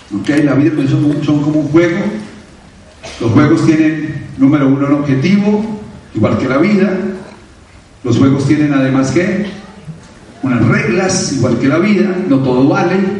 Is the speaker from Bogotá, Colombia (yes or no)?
yes; Bogotá, Colombia; un colombiano nacido en Bogotá